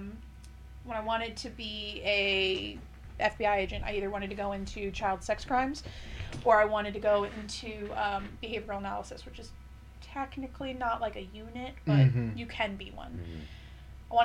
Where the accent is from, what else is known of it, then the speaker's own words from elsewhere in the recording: Port Charlotte, Florida, United States; also born or lived in Tampa, Florida / Fort Myers, Florida; I grew up in Port Charlotte